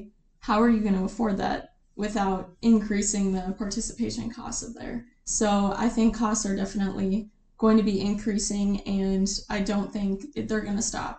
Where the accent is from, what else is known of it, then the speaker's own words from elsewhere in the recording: South Dakota, United States; moved away; I believe there's at least three or four within the region of my hometown in South Dakota.